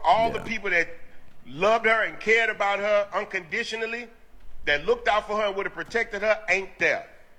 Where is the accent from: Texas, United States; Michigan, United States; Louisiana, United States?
Texas, United States; Houston; I'm from Houston